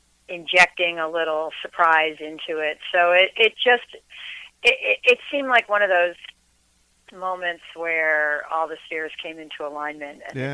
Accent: United States; we're all Americans, and we grew up here, and we have, our musical frame of reference that comes from growing up in the United States.

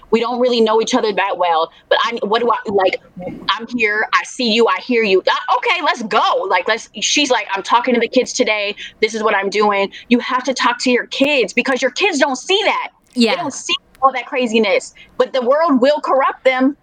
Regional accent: Minneapolis, Minnesota, United States; I am from Minneapolis. I am born and raised in Minneapolis. It is my home.

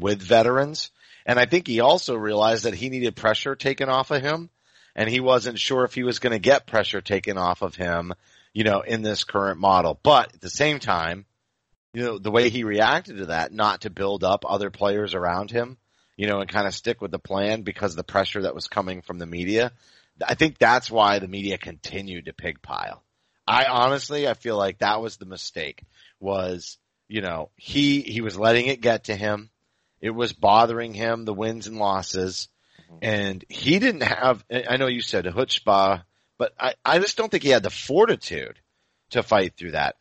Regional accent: Maine, United States; moved away as an adult; now in Pennsylvania, United States; I'm French and Irish, and I grew up in Maine, so I didn't get sun until I moved down here to Pennsylvania uh, 10 years ago.

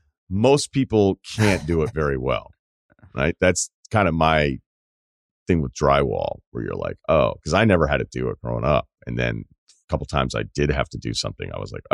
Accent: Ohio, United States; So I grew up in Ohio

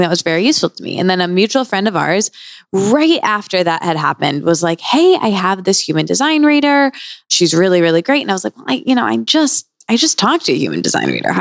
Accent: Seattle, Washington, United States; I grew up in Seattle and outside of Seattle as well

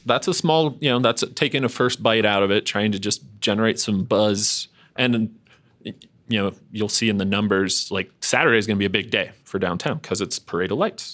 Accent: Denver, Colorado, United States; I'm from Southwest Denver and that was my spot

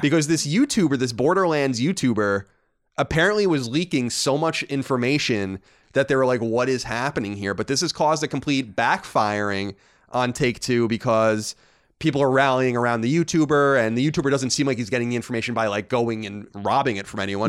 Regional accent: New York, United States; also born or lived in Long Island; now in California, United States; we're in California, we're, we were born and raised in New York

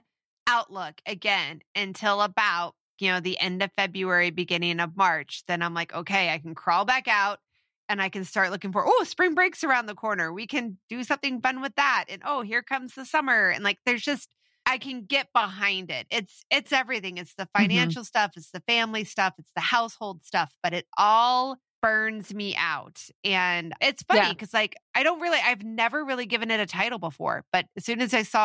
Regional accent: Midwest, United States; growing up in the Midwest and it's gray and it's icy

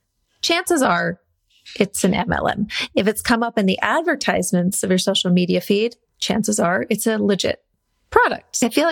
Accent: Montana, United States; also born or lived in Portland, Oregon / Doylestown, Pennsylvania / Seattle, Washington; now in Bend, United States; we're originally from Montana.

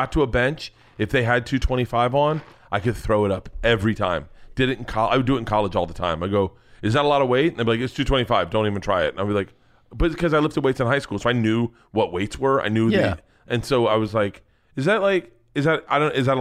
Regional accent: United States; I'm American

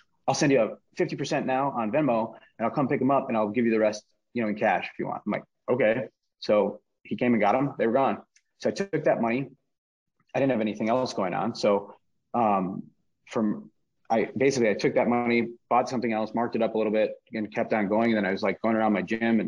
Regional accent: Minneapolis, Minnesota, United States; Minneapolis, where I am from Minnesota

